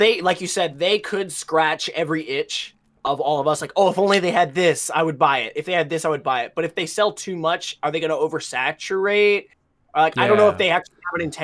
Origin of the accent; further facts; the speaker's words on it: United States; me being an American